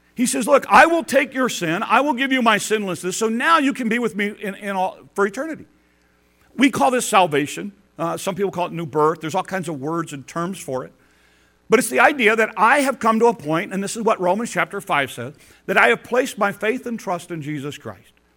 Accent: Detroit and Chicago, Midwest, United States; moved away; growing up in Detroit and Chicago

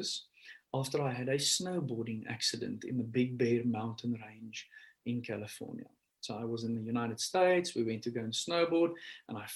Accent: South Africa; I'm from South Africa.

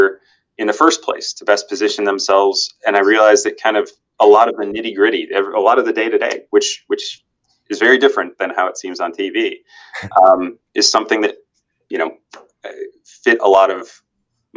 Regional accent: Naples, Florida, United States; also born or lived in Illinois; I've been in Naples essentially my entire life

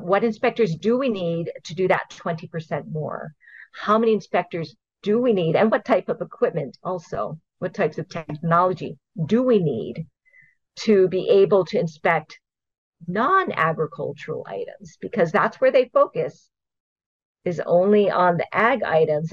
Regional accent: Hawaii, United States; I grew up here. I was born and raised in Hawaii.

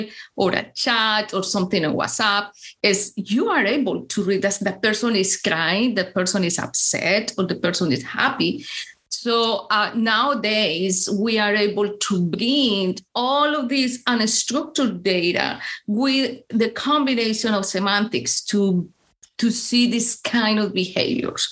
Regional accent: Colombia; English is a second language; moved away as an adult; now in Chicago, United States; I am from Colombia

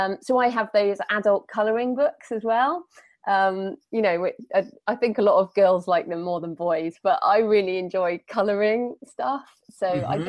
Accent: United Kingdom; Being British

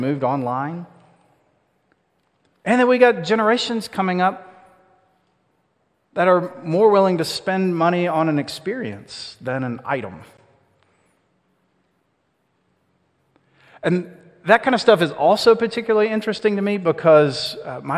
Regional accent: Austell, Georgia, United States; I grew up over in Austell, which is sort of a forgotten part of Cobb County between Marietta and Smyrna.

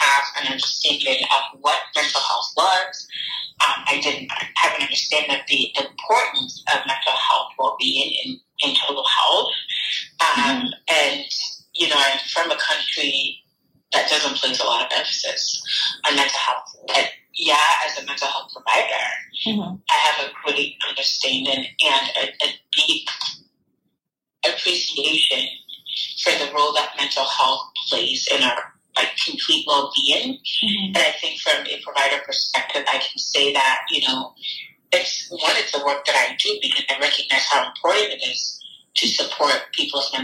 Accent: Ghana; Growing up in Ghana

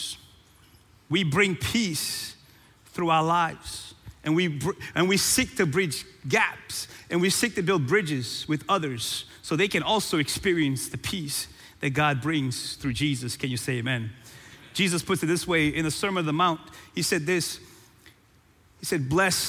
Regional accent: Cape Verde; moved away; born and raised in Cape Verde

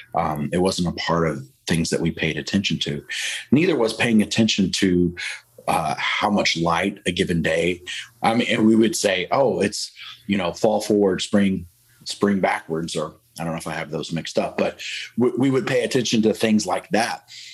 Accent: Texas, United States; moved away; also born or lived in Wisconsin; I grew up in Texas, and Texas is super hot

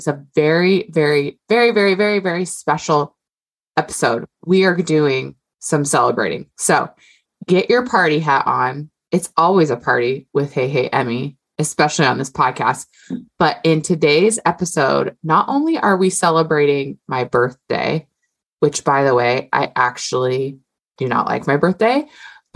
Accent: Hawaii, United States; I'm Hawaiian.

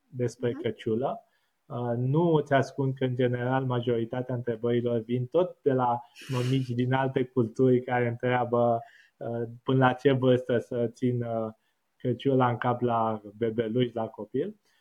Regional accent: Bucharest, Romania; moved away as an adult; now in Netherlands; eu am crescut la casă în București

